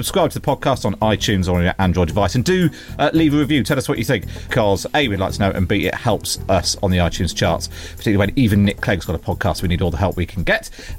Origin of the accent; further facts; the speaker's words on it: West Country, South West England, United Kingdom; I'm from the West Coast